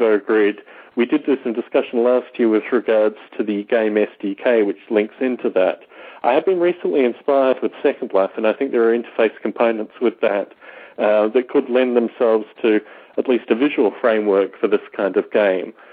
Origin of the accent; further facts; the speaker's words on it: Canberra, Australian Capital Territory, Australia; moved away; my hometown of Canberra, Australia